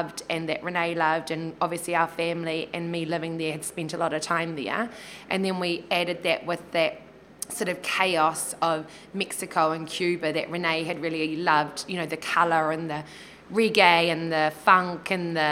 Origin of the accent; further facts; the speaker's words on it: Kaitaia, Northland, New Zealand; moved away; growing up in Kaitaia